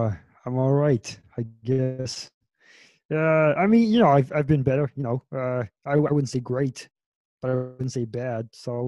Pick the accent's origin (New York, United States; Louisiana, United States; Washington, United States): New York, United States; Queens; I'm from Queens.